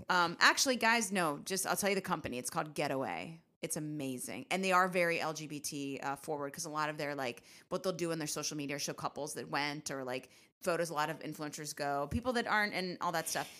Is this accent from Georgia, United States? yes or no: no; Richmond, Virginia, United States; now in New York, United States; growing up in Richmond, Virginia